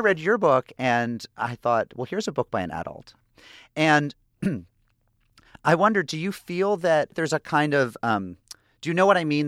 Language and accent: English; Springfield, Massachusetts, United States; I grew up in an Irish Catholic town. I'm from Springfield, Massachusetts.